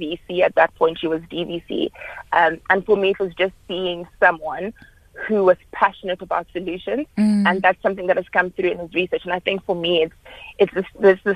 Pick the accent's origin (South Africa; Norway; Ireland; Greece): South Africa; Johannesburg, Gauteng; moved away as an adult; also born or lived in Cape Town; I was studying in Cape Town, but I'm originally from Johannesburg, and I'd always planned to come back to Johannesburg for my internship